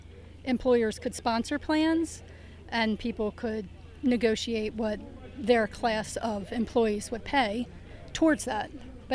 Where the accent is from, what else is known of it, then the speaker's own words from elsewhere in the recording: Lancaster, Pennsylvania, United States; Lancaster, Pennsylvania.